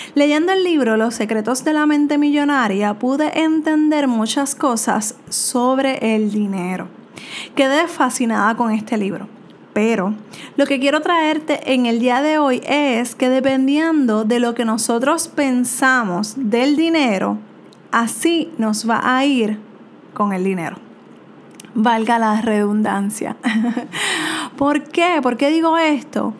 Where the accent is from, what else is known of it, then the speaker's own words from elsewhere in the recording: Puerto Rico; soy de Puerto Rico